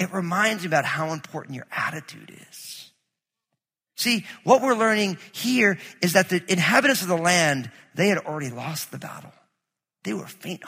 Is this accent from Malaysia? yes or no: no; New Jersey, United States; I grew up in New Jersey